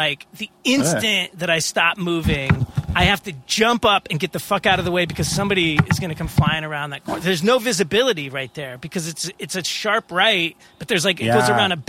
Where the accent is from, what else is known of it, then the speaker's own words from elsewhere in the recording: New York, United States; I feel like as a New Yorker